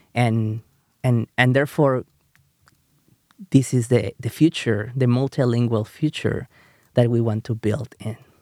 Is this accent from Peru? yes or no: yes; Peru; first language Spanish; English is a second language; moved away as an adult; now in United States; when I grew up in Peru